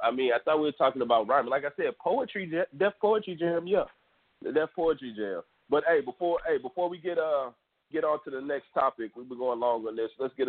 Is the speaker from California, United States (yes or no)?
no; Houston, Texas, United States; we're from Houston, Texas. I myself am the suburban freestyle king.